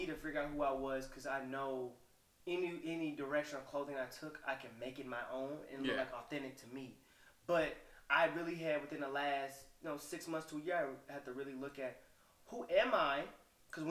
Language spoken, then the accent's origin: English; the South, United States; I'm from the South